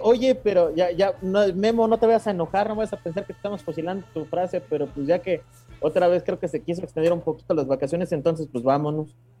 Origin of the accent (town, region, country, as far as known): Mexico